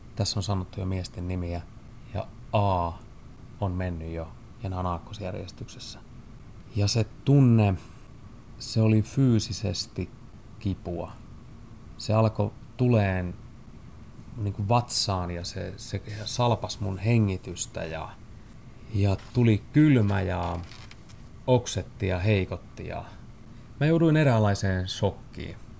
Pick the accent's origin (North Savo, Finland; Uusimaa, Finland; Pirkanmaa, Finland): Pirkanmaa, Finland; Tampere; moved away as an adult; also born or lived in Lahti; muutin pois Tampereelta ja pois niiltä niin kuin tutuista kaveriporukoista ja pois vanhempien suojista